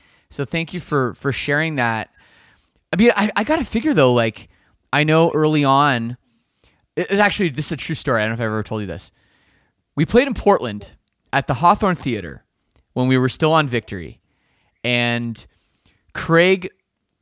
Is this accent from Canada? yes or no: yes; Canada; I'm Canadian